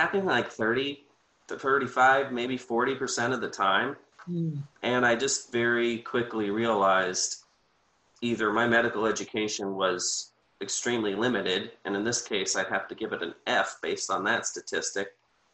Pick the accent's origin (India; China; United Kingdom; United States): United States; Sarasota, Florida; now in Bradenton, United States; I grew up in Sarasota